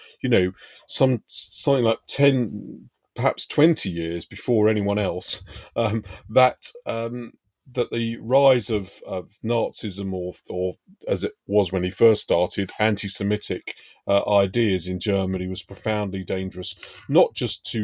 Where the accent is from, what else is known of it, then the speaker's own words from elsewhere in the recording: London, United Kingdom; I was brought up in Hendon Central, around the corner from Brent Cross Shopping Centre